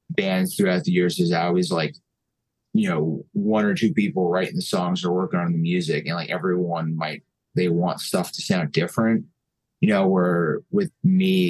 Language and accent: English; Mountain Top, Pennsylvania, United States; also born or lived in New York; I grew up in Mountaintop, and growing up around here in like the 2000s